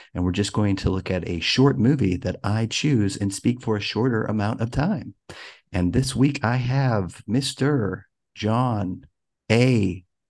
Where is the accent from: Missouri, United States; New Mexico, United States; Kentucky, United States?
Missouri, United States; St. Louis; I'm from Saint Louis and I went to a Saint Louis high school